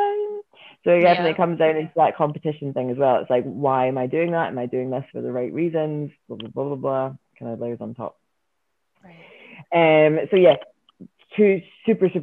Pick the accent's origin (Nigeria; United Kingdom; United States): United Kingdom; Scotland; I'm Scottish.